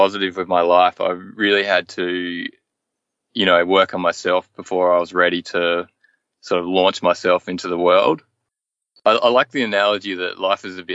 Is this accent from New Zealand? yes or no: no; Hobart, Tasmania, Australia; moved away as an adult; I've lived my whole life in Hobart, in various suburbs of Hobart